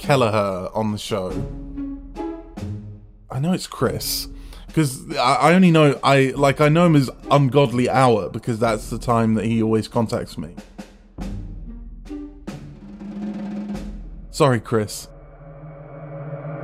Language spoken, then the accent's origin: English; Bedfordshire, East of England, United Kingdom; I'm a composer from Bedfordshire